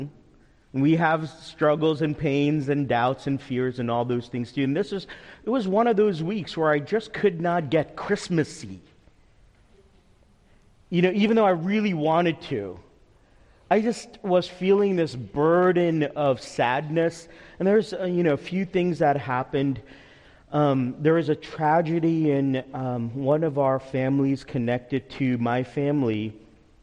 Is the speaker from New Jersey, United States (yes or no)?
yes; Teaneck, New Jersey, United States; When I was growing up in Teaneck, New Jersey, 15 minutes outside of New York City